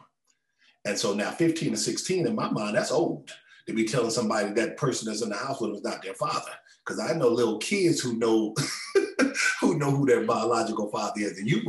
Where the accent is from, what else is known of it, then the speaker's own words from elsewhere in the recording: Los Angeles, California, United States; I was born in South Central Los Angeles